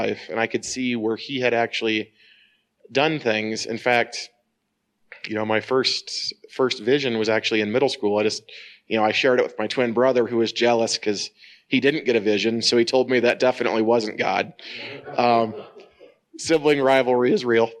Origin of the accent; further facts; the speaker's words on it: Northern Indiana, United States; I'm from Northern Indiana